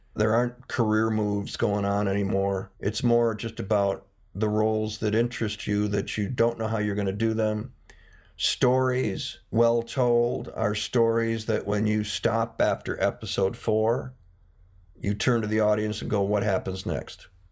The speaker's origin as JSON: {"language": "English", "region": "Midwest", "country": "United States", "also_born_or_lived": "New York City", "moved": "as an adult", "said": "I'm from the Midwest"}